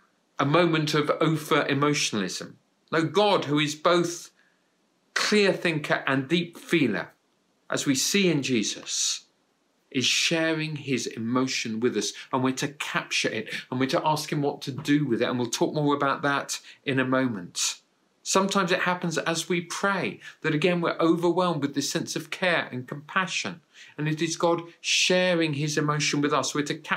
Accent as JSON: {"language": "English", "country": "United Kingdom", "tie": "born or raised there", "said": "It was in a county town in the UK. But for years beforehand, it was my hometown."}